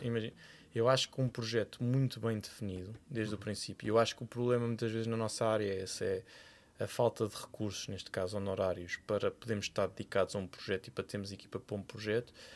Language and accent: Portuguese; Cascais, Lisbon, Portugal; vivi praticamente metade da minha infância em Cascais, porque os meus avós eram de Cascais